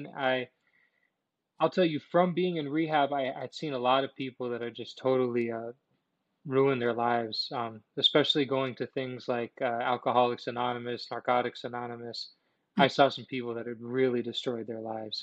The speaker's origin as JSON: {"language": "English", "town": "Miami", "region": "Florida", "country": "United States", "tie": "born or raised there", "said": "I was growing up in Miami at this time."}